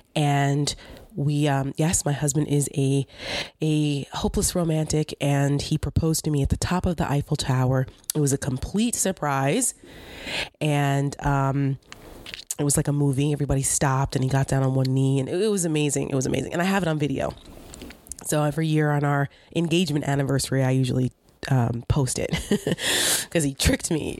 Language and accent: English; New Jersey, United States; my home state of New Jersey